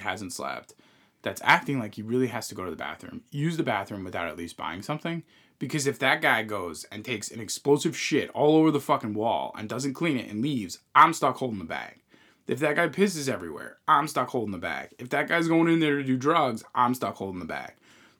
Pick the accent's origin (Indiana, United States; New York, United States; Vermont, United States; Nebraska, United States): New York, United States; Long Island; where we came from originally, we're from Long Island, New York area originally, as you guys know from this feed.